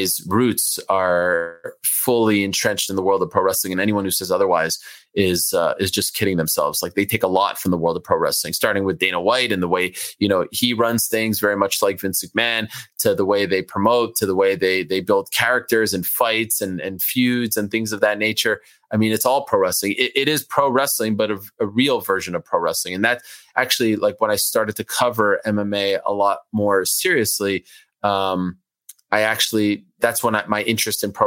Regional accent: Montreal, Quebec, Canada; first language French; English is a second language; moved away as an adult; also born or lived in Syracuse; now in New York City, United States; I grew up in Montreal, Jewish community

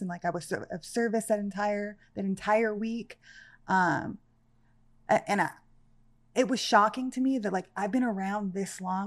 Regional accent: Santa Clarita, California, United States; also born or lived in Panama City; I grew up in a town called Canyon Country, California

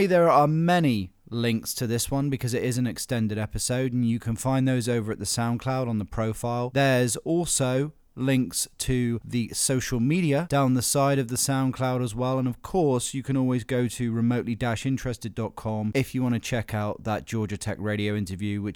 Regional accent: Cornwall, South West England, United Kingdom; I grew up in Cornwall, so Cornwall is a place very much of ghost stories

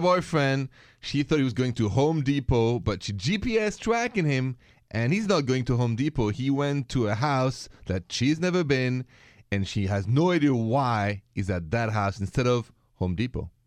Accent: France; accent: French; English is a second language; moved away; bear with my French accent

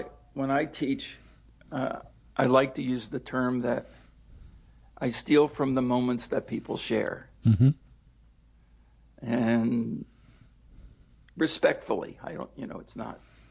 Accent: Baltimore, Maryland, United States; I grew up in Baltimore

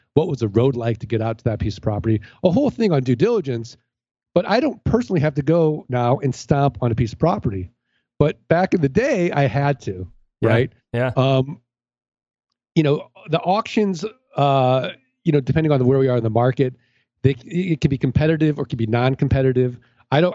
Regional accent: St. Louis, Missouri, United States

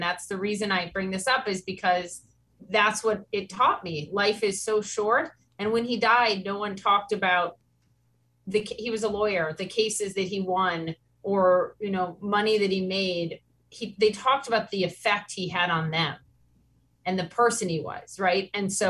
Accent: Minnesota, United States; now in New York City, United States; I'm from Minnesota. And so I'm trying to raise kids in New York City and teach them that they don't need all this big stuff and try to bring some of what I grew up with in Minnesota to New York City.

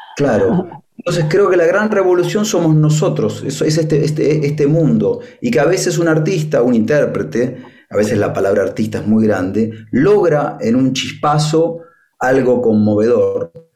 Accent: Argentina; moved away; also born or lived in Spain; me crié parte en Argentina, parte en España

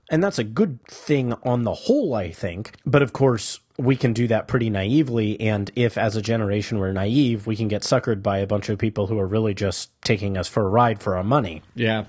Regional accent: United States; as Americans

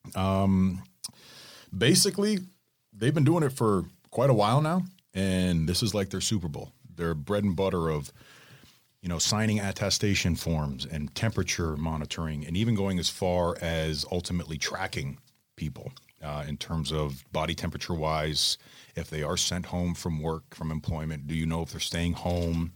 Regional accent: from Toronto down, Ontario, Canada; moved away; my hometown area, like from Toronto down

